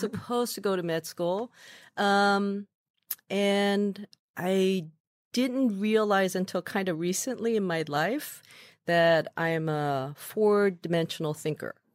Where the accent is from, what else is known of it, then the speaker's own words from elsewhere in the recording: Midwest, United States; moved away as an adult; also born or lived in New York; I was growing up in the Midwest.